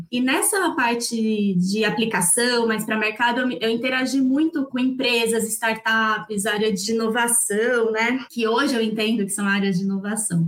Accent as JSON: {"language": "Portuguese", "town": "Campinas", "region": "São Paulo", "country": "Brazil", "said": "Eu sou de Campinas"}